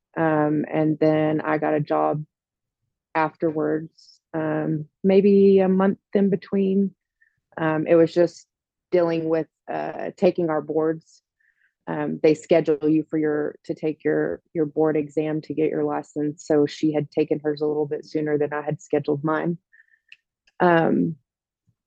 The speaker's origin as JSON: {"language": "English", "town": "Odessa", "region": "Texas", "country": "United States", "lives_now": "Midland, United States", "said": "I'm originally from Odessa, Texas. I live in Midland now, which is hop, skip, and jump away from Odessa"}